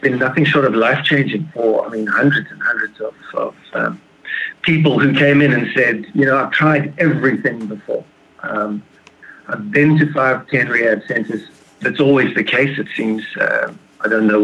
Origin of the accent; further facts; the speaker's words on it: Plettenberg Bay, Western Cape, South Africa; I'm from a town called Plettenberg Bay, just on the outside of Cape Town in South Africa.